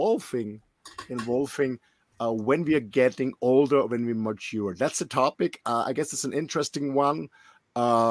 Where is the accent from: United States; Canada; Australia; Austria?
Austria; English is a second language; I'm raised and born in a little country in Austria in the middle of Europe